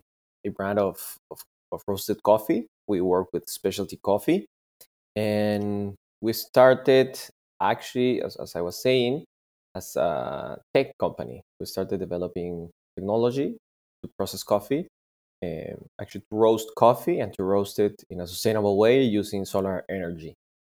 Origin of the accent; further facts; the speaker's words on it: Peru; I'm from Peru.